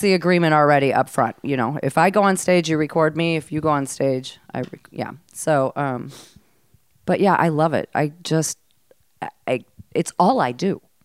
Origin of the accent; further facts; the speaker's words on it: Mankato, Minnesota, United States; moved away; also born or lived in Hawaii; I was raised in Mankato, Minnesota